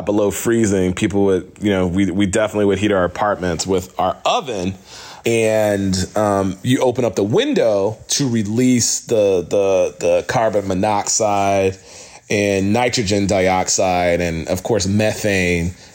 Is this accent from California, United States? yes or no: no; New York City, New York, United States; The neighborhood I grew up in Brooklyn had a lot of neglected energy systems in the buildings